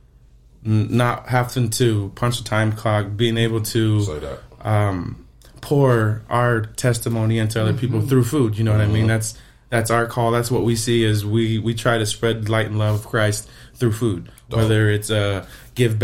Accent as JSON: {"language": "English", "region": "Arizona", "country": "United States", "tie": "born or raised there", "also_born_or_lived": "Las Vegas, Nevada", "said": "I was born and raised in Arizona, moved to Vegas for a couple years, and I came back in high school"}